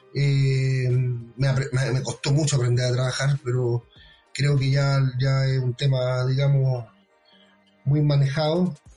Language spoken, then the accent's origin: Spanish; Chile; also born or lived in Ñuñoa, Santiago; nosotros como, como chilenos